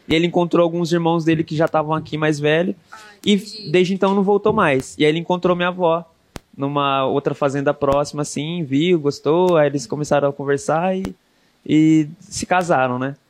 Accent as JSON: {"language": "Portuguese", "country": "Brazil", "tie": "born or raised there", "also_born_or_lived": "Jockey, Zona Oeste", "said": "cresci cresci com os meus avós, assim, na, ali mesmo, no, aqui na Zona Oeste, no Jockey. E quando eu fiz uns 10 anos, eu mudei para morar com a minha mãe, lá na Zona Norte. E aí eu fiquei até os 20 e poucos lá."}